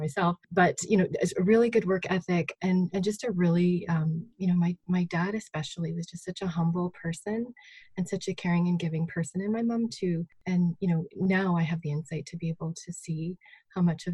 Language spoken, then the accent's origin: English; Saskatchewan, Canada; I grew up not far from here, just sort of on the border of East Central Alberta and Saskatchewan.